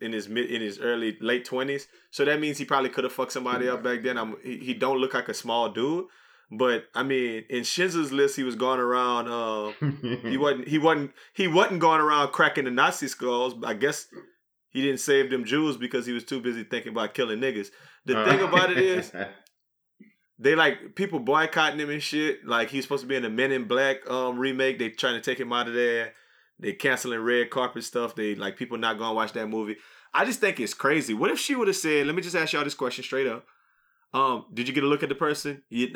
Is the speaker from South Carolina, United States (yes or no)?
no; Atlanta, Georgia, United States; also born or lived in London, United Kingdom; because I'm really originally from London. England. I was born out there. I spent the first couple of years of my life out there, but then my family moved to Atlanta when I was real young.